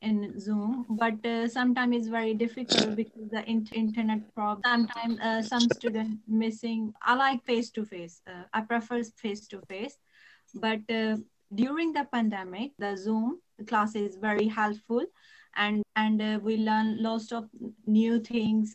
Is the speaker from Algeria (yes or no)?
no; India; English is a second language; moved away as an adult; now in London, United Kingdom; I am from India